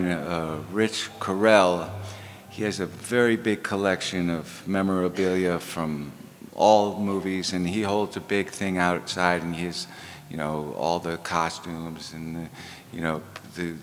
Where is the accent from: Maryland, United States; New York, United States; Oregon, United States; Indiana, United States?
New York, United States; New York City; I also grew up in the city in an apartment building